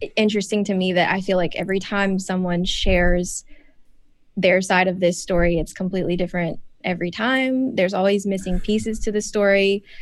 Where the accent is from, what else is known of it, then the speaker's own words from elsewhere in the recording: Spartanburg, South Carolina, United States; Spartanburg teen, my hometown